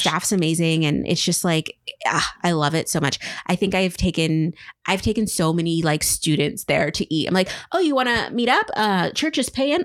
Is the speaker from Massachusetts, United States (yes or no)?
no; Tri-Cities, eastern Washington, United States; born or raised there